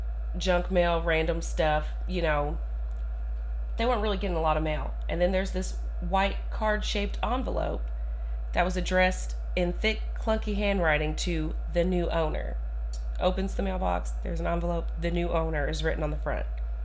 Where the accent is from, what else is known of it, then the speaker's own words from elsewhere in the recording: Kentucky, United States; we're also from Kentucky.